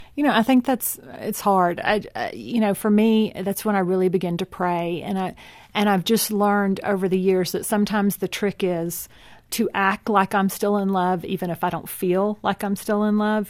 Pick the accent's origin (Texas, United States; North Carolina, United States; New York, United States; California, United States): Texas, United States; I grew up in Texas too. I just had such a different city upbringing